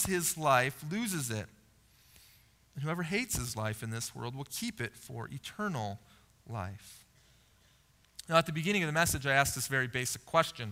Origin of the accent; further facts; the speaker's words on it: United States; as an American living in the late 1900s and early 2000s